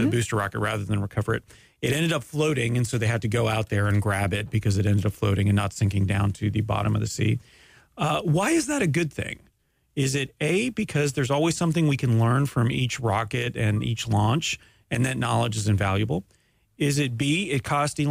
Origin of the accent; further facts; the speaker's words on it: Canada; I'm Canadian